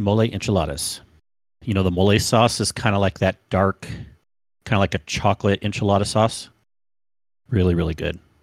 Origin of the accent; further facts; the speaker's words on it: California, United States; now in Utah, United States; I grew up in California. I loved that place